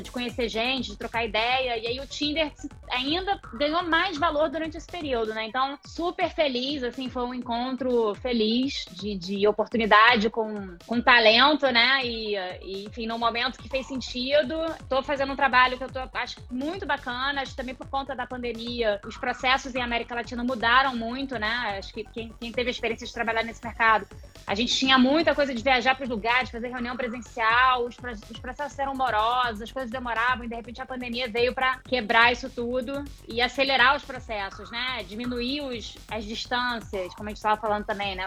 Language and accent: Portuguese; Rio de Janeiro, Brazil; moved away as an adult; sou carioca, já tá? Morei fora, voltei, morei fora, voltei